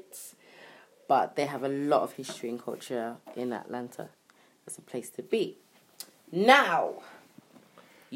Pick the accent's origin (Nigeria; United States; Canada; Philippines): Nigeria; You can tell I'm Nigerian